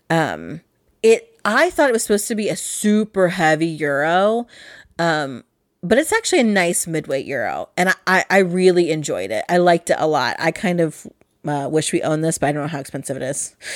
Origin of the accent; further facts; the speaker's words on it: England, United Kingdom; the printing press is very important to me as an English person and a lover of the written word.